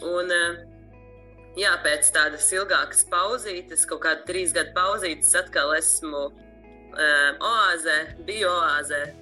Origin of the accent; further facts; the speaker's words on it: Sigulda, Sigulda Municipality, Latvia; now in Riga, Latvia; Es nāku no Sigūdas, bet pašlaik mācos Rīgā, Mūzikas akadēmijā.